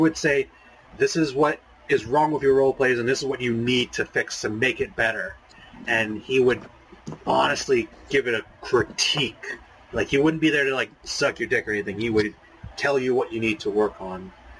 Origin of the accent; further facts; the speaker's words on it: Louisiana, United States; I'm from Louisiana.